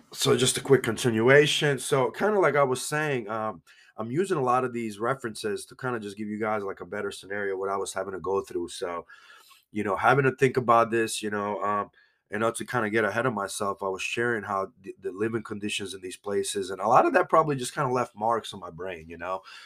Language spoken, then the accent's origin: English; Banja Luka, Republika Srpska, Bosnia & Herzegovina; moved away; I used to tell people I'm from Bosnia